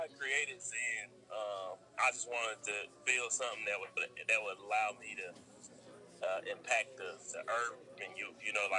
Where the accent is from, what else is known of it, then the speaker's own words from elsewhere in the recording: Chicago, Illinois, United States; I'm from Chicago. raised. You know, I grew up on the South Side.